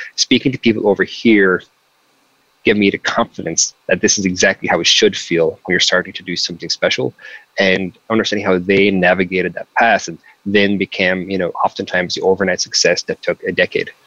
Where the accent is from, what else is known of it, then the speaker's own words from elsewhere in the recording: Mitchelstown, Munster, Ireland; moved away as an adult; now in San Francisco, United States; I'm from a really small town. I'm from I'm from Mitchellstown County, Cork